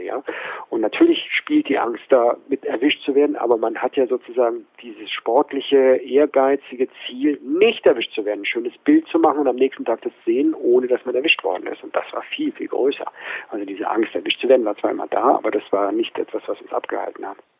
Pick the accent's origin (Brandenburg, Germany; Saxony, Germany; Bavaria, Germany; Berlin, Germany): Bavaria, Germany; Munich